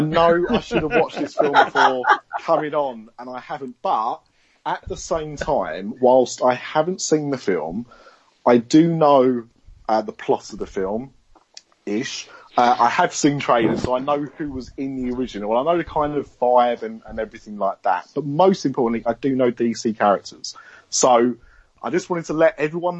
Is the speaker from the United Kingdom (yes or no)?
yes; London, United Kingdom; accent: Cockney; If we're from the East End